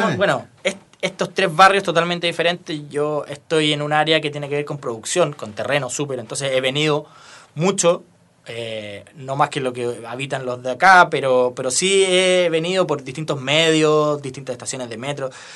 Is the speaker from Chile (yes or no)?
yes; Rancagua, O'Higgins, Chile; now in Santiago, Chile; yo soy de Rancagua, después me vine a ir a Santiago